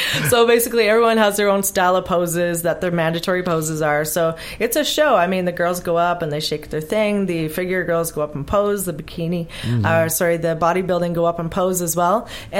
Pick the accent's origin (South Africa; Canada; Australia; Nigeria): Canada; Vancouver, British Columbia; Excuse me, because I'm from Vancouver, so it's a different organization.